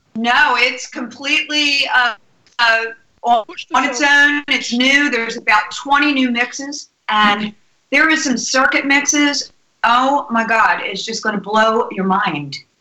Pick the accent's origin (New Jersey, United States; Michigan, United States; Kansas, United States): New Jersey, United States; also born or lived in New York; I'm originally from New Jersey